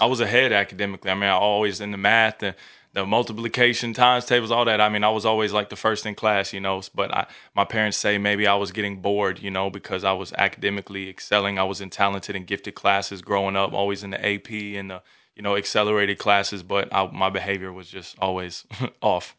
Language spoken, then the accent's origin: English; Newport News, Virginia, United States; now in Texas, United States; born and raised in Newport News, Virginia, all the way on the East Coast